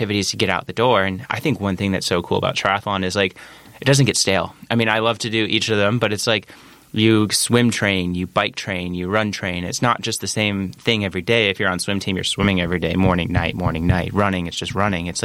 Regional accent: Geneva, Illinois, United States; moved away as an adult; I grew up in Geneva, Illinois, raised there, parents and one sister.

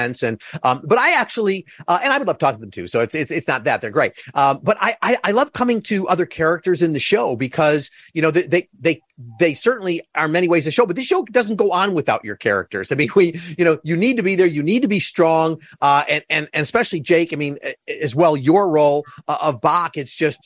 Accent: Chicago, Illinois, United States; I'm from Chicago

